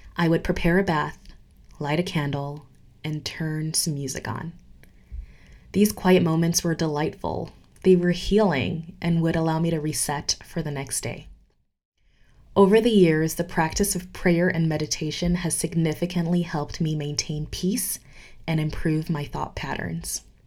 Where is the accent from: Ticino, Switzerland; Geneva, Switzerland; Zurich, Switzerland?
Geneva, Switzerland; moved away as an adult; also born or lived in United States / New York City / Ghana; I grew up in Geneva, Switzerland, and spent the last decade in the United States